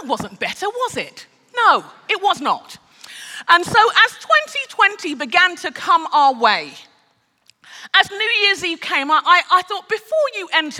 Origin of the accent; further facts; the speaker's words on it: London, United Kingdom; moved away as an adult; now in Minneapolis, United States; I'm a Brit. I'm born and raised in London. I'm Nigerian. I'm a Yoruba Nigerian as well